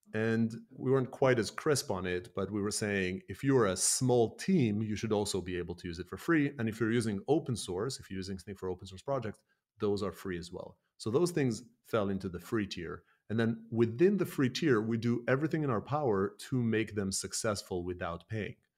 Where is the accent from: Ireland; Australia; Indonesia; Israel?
Israel; moved away as an adult; also born or lived in Canada; now in United Kingdom; born and raised in Israel, in an Argentinian household, and then lived a decade in Canada, and then moved to the U K, where I live now